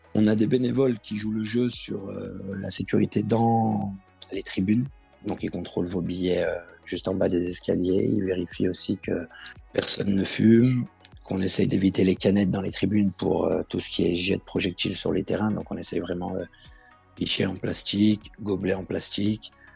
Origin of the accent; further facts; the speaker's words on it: Villeurbanne, Auvergne-Rhône-Alpes, France; Je suis de Villeurbanne et je travaille en tant que chariste